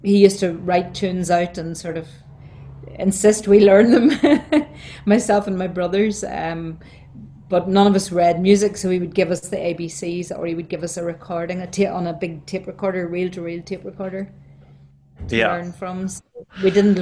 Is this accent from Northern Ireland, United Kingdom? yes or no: yes; County Down, Northern Ireland, United Kingdom; moved away as an adult; also born or lived in Belfast; now in Dublin, Ireland; I moved to Belfast from County Down when I got married in 1977.